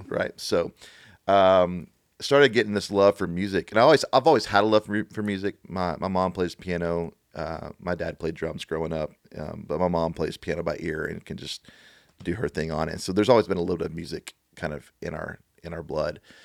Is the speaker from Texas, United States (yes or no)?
yes; Beaumont, Texas, United States; also born or lived in Oklahoma City / Dallas; now in Nashville, United States; I, I grew up in, in a little town called Beaumont, Texas